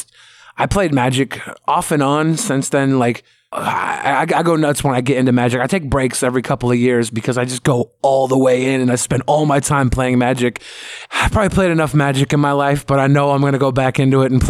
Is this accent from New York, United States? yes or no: no; Seattle, Washington, United States; I've always been in Seattle